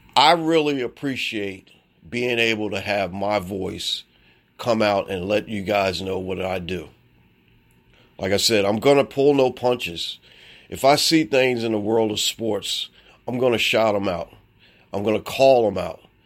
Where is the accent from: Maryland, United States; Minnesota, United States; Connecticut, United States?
Maryland, United States; Baltimore; I'm from Baltimore, Maryland.